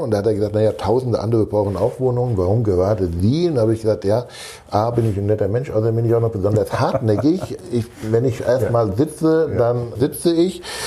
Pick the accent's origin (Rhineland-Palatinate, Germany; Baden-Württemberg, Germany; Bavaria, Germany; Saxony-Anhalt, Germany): Rhineland-Palatinate, Germany; Rheinhessen; now in Hamburg, Germany; Ich bin ein gebürtiger Rheinhesse.